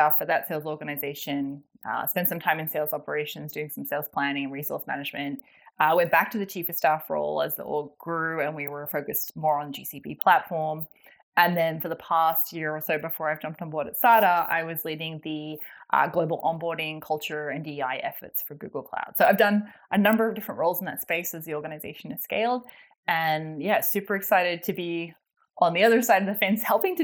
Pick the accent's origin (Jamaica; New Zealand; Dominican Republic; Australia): Australia; accent: Australian; moved away as an adult; also born or lived in London, United Kingdom; now in United States; originally from Australia, I grew up there